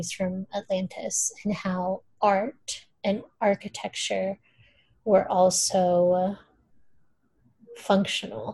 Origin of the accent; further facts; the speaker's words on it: Brazil; first language Portuguese; English is a second language; now in United States; I'm from Brazil